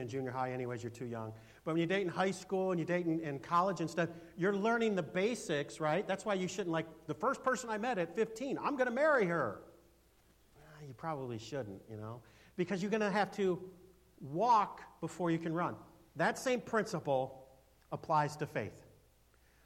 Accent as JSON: {"language": "English", "country": "United States", "said": "as an American"}